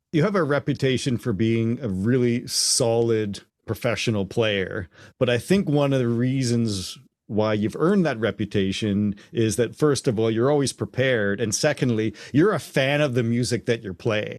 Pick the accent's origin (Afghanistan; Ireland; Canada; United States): Canada; also born or lived in Hamilton; I'm Canadian and I was a teenager and I grew up being a drummer